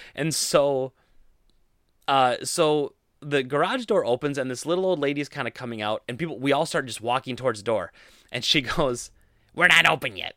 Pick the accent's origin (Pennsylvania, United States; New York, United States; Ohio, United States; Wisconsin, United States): Wisconsin, United States; Rochelle, central; I grew up in Rochelle, uh, and that's where my family still lives